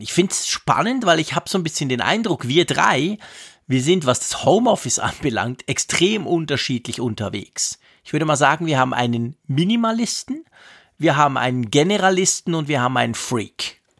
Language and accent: German; Switzerland; als Schweizer